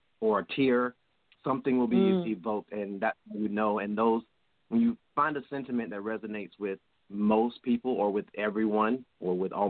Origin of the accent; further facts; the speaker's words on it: Georgia, United States; I'm from Georgia, born and raised.